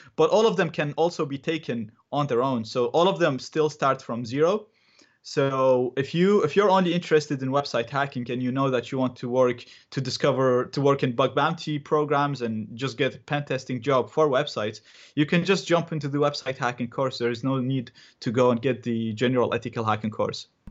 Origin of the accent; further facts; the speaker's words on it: Iraq; English is a second language; now in Dublin, Ireland; I'm originally from Iraq.